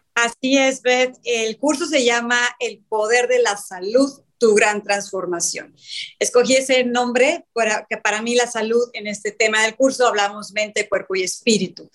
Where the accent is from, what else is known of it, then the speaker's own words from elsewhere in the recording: Mexico; also born or lived in Cancún; yo soy de México, vivo en Cancún en la actualidad